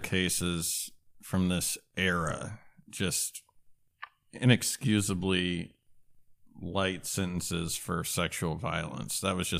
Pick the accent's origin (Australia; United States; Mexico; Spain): United States; Alaska; I'm from Alaska, for God's sake.